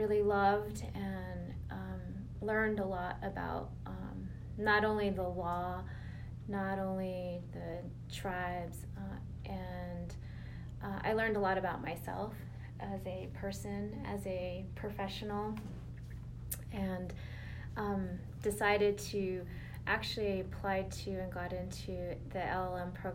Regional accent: Sandia Pueblo, New Mexico, United States; I'm from San Diego Pueblo

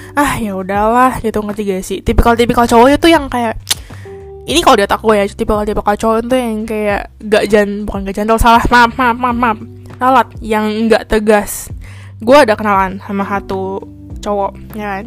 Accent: Indonesia; moved away as an adult; also born or lived in Kaohsiung, Taiwan; now in Taiwan

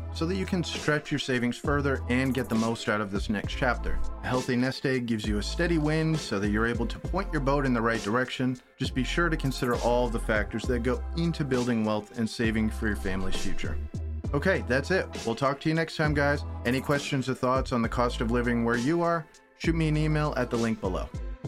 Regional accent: Maine, United States; Maine, my home state

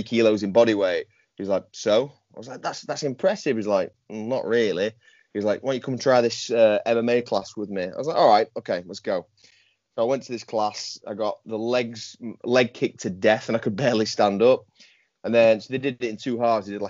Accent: Yorkshire and the Humber, United Kingdom; also born or lived in Goole; I'm a Yorkshireman through and through, hence the Instagram handle. I live in a place called Goole, which is in the north of England.

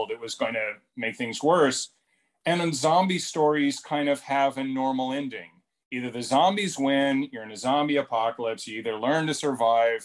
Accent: Dallas, Texas, United States; also born or lived in Houston, Texas; I grew up in Dallas

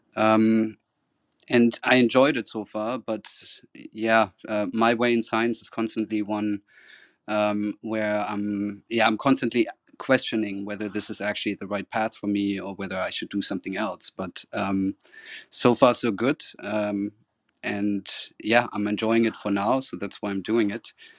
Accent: Cologne, North Rhine-Westphalia, Germany; moved away as an adult; also born or lived in Florida, United States / Amsterdam, Netherlands; my hometown Cologne

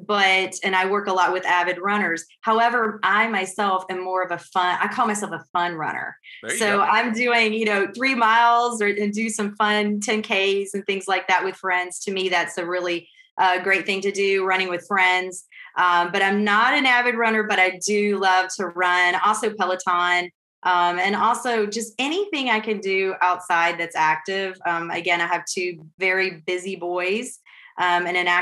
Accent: Western Kentucky, United States; now in Richmond, United States; I grew up in Western Kentucky, so I'm a transplant here

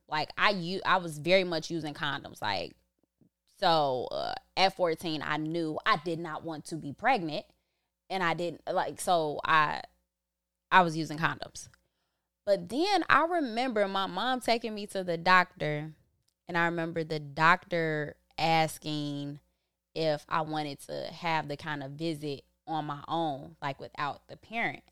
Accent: Chicago, Illinois, United States; also born or lived in Back of the Yards; me growing up in Inglewood

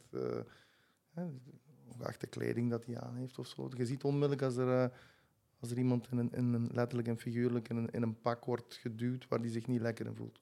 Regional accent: Gingelom, Flanders, Belgium; ik woon in Jeuk, in Gingel mhm. langs Centruiden. truiden Dus eh, ik ben altijd blijven wonen in het, in het dorpje waar ik ben opgegroeid

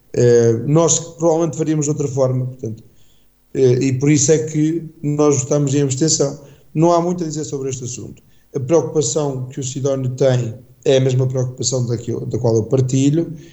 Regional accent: Calvão, Aveiro District, Portugal; eu venho sempre com muito gosto para a minha terra, até porque a minha terra, bem sabido, Calvão é capital

